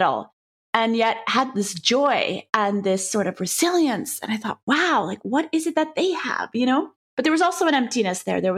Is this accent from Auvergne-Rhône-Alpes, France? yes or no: no; Paris, Île-de-France, France; moved away as an adult; now in United States; I grew up in Paris, France, where everything is so easy and beautiful and tasty and yummy